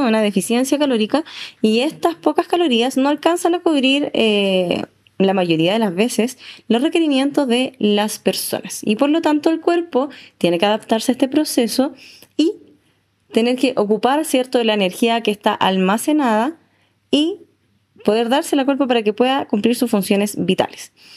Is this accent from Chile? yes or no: yes; Chile; como chilenos siempre estamos full disfrutando